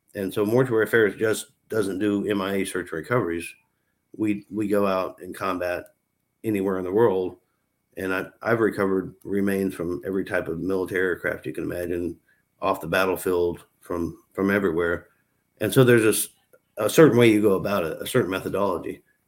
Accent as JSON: {"language": "English", "country": "United States", "said": "As an American citizen"}